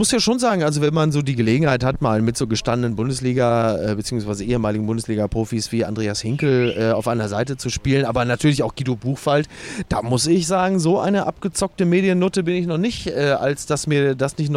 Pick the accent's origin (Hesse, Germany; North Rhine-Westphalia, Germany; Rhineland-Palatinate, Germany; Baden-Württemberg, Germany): North Rhine-Westphalia, Germany; Du, ich komme aus, ich komme aus dem Ruhrgebiet